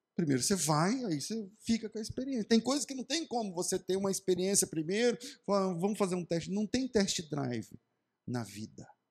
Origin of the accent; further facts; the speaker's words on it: Mato Grosso do Sul, Brazil; Eu sou do Mato Grosso do Sul, de uma cidade pequena.